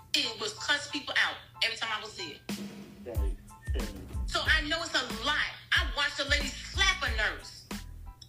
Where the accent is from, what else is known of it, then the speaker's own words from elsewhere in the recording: New Jersey, United States; now in Georgia, United States; I'm from New Jersey